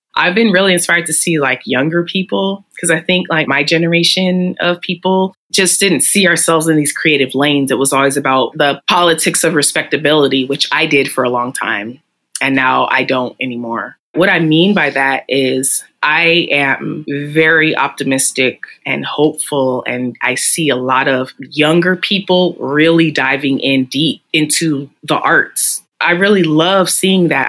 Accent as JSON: {"language": "English", "town": "San Francisco", "region": "California", "country": "United States", "tie": "born or raised there", "said": "I was born and raised here."}